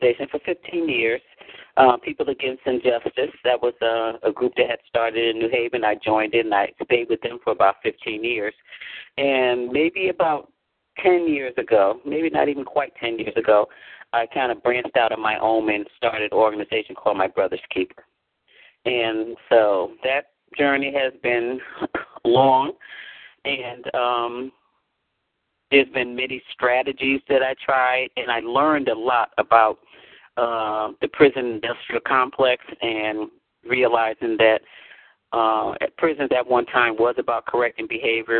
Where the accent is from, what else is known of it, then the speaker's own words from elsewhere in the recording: New Haven, Connecticut, United States; I was born and raised in New Haven, Connecticut